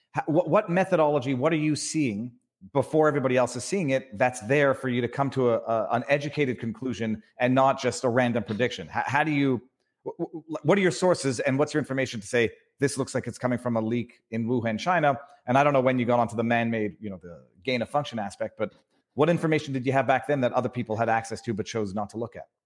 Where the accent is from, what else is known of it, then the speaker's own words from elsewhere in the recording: Canada; also born or lived in Quebec; now in Florida, United States; I'm from Canada